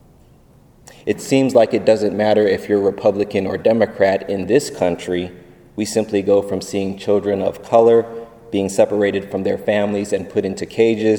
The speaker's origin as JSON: {"language": "English", "country": "United States", "said": "Being a Filipino Haitian American"}